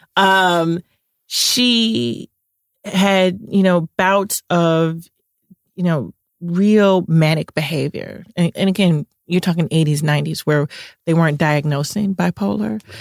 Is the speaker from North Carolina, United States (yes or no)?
no; Chicago, Illinois, United States; I'm from Chicago. I grew up in the Cabrini Green housing projects